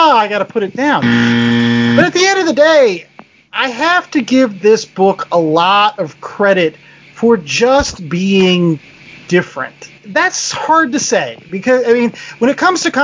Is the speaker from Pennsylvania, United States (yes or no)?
yes; Pittsburgh, Pennsylvania, United States; my hometown of Pittsburgh